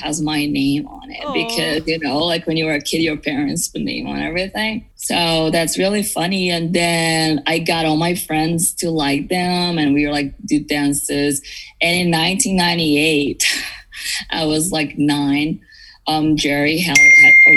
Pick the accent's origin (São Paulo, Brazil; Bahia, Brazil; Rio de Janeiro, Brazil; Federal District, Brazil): São Paulo, Brazil; São Bernardo do Campo; now in Los Angeles, United States; I grew up in Brazil. I tell people that I'm from São Paulo because it's easier, but I was in São Paulo state